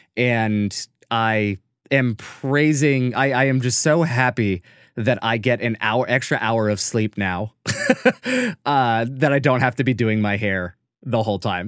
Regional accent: United States; we're two people from America

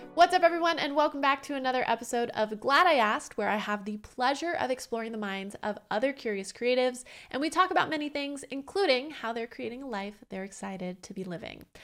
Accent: Orange County, California, United States; I'm from Orange County

